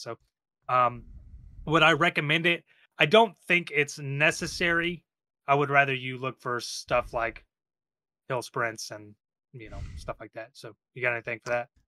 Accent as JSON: {"language": "English", "region": "Texas", "country": "United States", "moved": "yes", "lives_now": "New York, United States", "said": "I'm from Texas"}